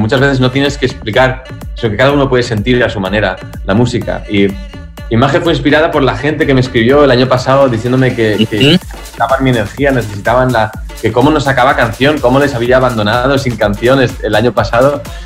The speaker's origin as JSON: {"language": "Spanish", "country": "Spain", "also_born_or_lived": "Berlin, Germany", "said": "yo soy español"}